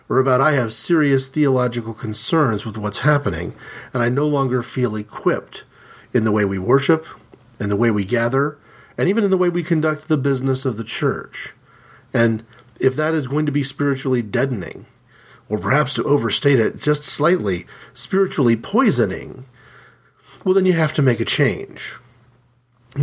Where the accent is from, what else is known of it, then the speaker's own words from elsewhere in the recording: Midwestern city, United States; we moved to a particular side of the town that we lived in, a major, major Midwestern city